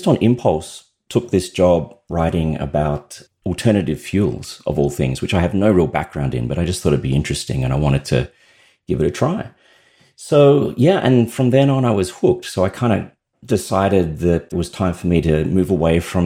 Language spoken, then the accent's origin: English; Australia; You may have detected that I have an accent. I'm Australian